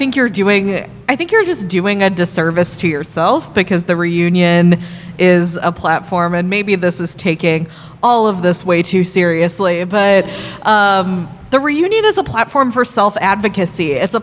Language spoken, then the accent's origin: English; Chicago, Illinois, United States; getting to see my hometown